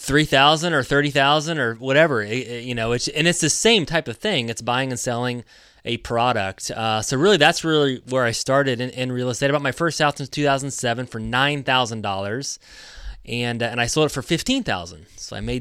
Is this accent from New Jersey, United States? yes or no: no; Indiana, United States; So I grew up in Indiana. I was a basketball player, so I wanted to be an athlete, to be a basketball player.